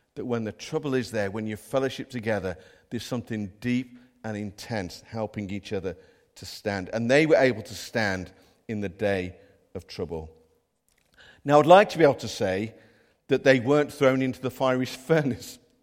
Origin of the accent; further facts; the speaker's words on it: Midlands, United Kingdom; now in North East England; we haven't got Geordie accents, by the way. We're from the Midlands